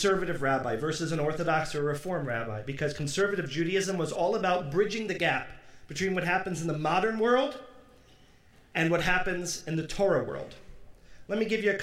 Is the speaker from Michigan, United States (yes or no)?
yes; Detroit, Michigan, United States; where I grew up in Detroit